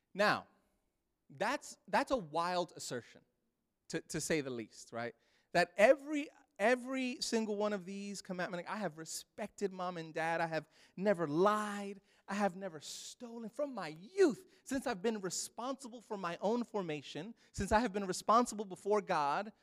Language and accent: English; New York City, New York, United States; moved away; I grew up in Brooklyn, New York.